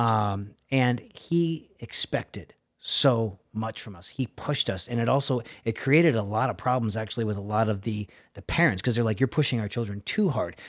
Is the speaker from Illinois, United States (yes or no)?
no; Milford, Connecticut, United States; moved away; I was living in, uh, Milford, Connecticut. I'm originally from New England